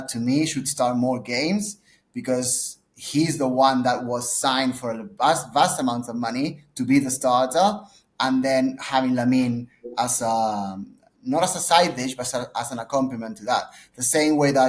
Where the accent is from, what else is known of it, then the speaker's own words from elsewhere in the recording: Barcelona, Catalonia, Spain; moved away; I was obviously from Barcelona originally